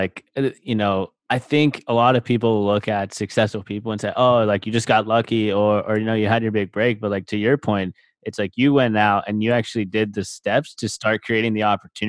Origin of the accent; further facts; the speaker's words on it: Charleston, South Carolina, United States; also born or lived in Clemson, South Carolina; I'm from Charleston originally.